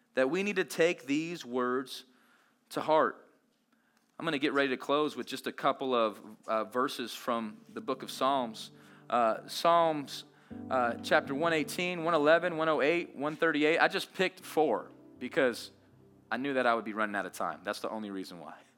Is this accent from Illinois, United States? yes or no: no; Las Vegas, Nevada, United States; I grew up in Las Vegas